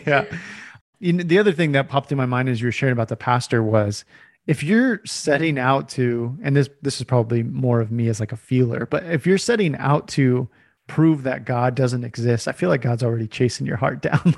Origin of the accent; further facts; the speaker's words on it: California, United States; when I was growing up, I grew up in California